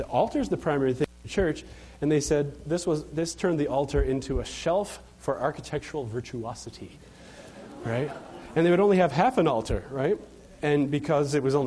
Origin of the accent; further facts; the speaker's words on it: Chicago, Illinois, United States; I'm from Chicago